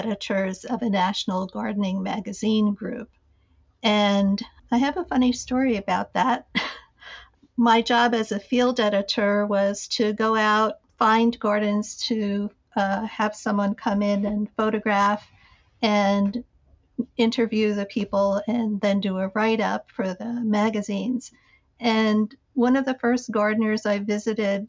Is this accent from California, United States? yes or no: no; Jersey City, New Jersey, United States; I grew up in Jersey City